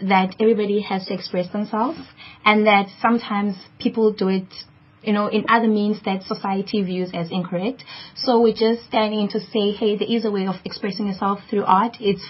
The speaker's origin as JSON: {"language": "English", "town": "Cape Town", "region": "Western Cape", "country": "South Africa", "said": "coming from Khayelitsha, because I'm also from Khayelitsha"}